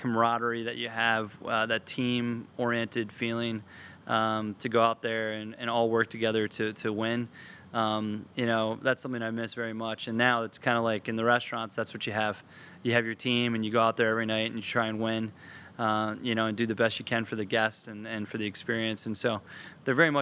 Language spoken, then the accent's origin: English; McDonough School, Maryland, United States; also born or lived in Delaware; I went to McDonough kindergarten through eighth grade